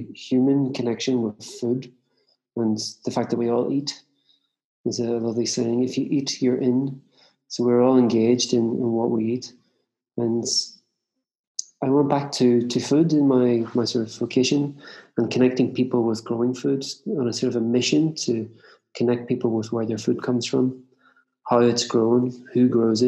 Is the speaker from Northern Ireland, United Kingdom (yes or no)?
yes; Northern Ireland, United Kingdom; I grew up in Ireland. In the north of Ireland and just on the edge of town in suburbia.